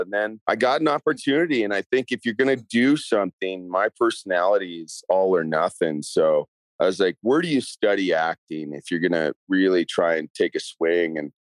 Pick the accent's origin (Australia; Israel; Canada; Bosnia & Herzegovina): Canada; accent: Canadian; I mean, my Canadian accent was beaten out of me for this show.